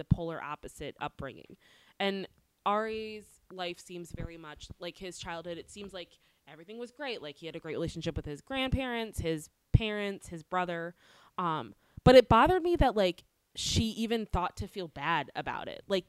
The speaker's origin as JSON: {"language": "English", "area": "DC", "region": "East Coast", "country": "United States", "moved": "yes", "lives_now": "Los Angeles, United States", "said": "I come from the East Coast. Near DC"}